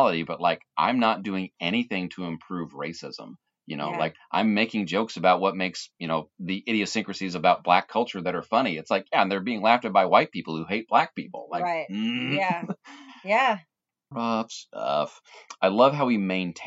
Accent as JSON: {"language": "English", "country": "United States", "said": "I am an American"}